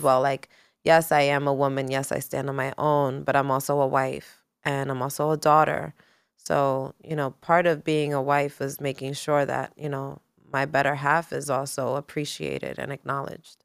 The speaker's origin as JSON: {"language": "English", "town": "New York City", "region": "New York", "country": "United States", "tie": "born or raised there", "also_born_or_lived": "California", "said": "growing up in New York City, growing up being a Latina woman"}